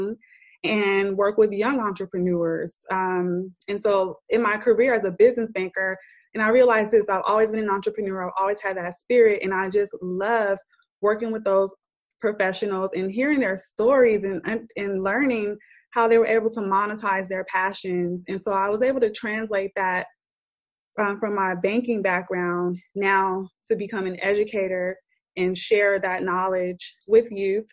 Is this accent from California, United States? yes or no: yes; Oakland, California, United States; In the community where I was raised, I loved growing up in Oakland